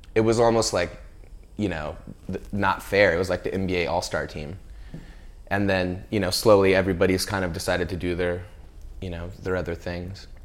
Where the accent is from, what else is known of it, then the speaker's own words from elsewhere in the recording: Central California, United States; I grew up in California, and, you know, when you're a kid growing up in, like, Central California